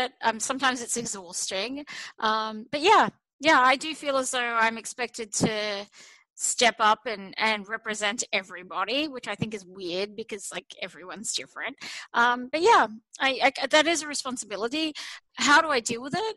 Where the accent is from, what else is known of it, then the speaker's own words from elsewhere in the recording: Australia; now in United States; to live as an Australian in America